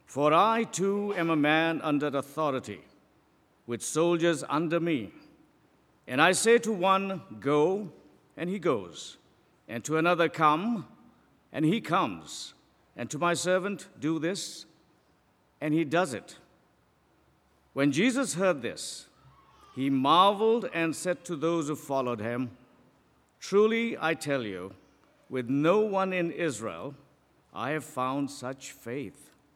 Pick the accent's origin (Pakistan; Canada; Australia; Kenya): Pakistan; moved away; I am from Pakistan.